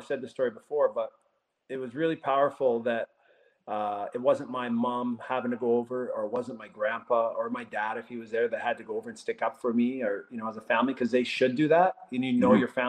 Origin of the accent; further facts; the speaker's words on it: Edmonton, Alberta, Canada; So growing up in Edmonton and St. Albert there, I had great experiences.